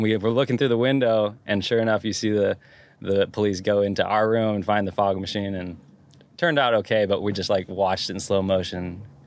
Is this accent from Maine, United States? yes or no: no; Santa Cruz, California, United States; I liked growing up there